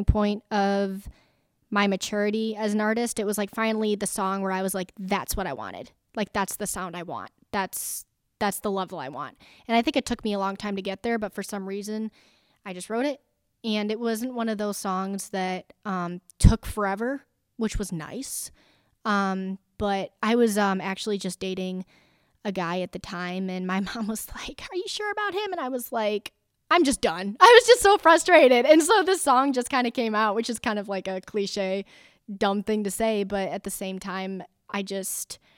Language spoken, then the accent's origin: English; Rockford, Illinois, United States; I am initially from Rockford, Illinois, so not too far from here in DeKalb